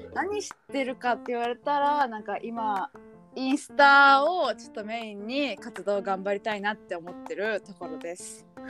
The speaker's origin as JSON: {"language": "Japanese", "region": "Fukui", "country": "Japan", "tie": "born or raised there", "said": "出身は福井県です"}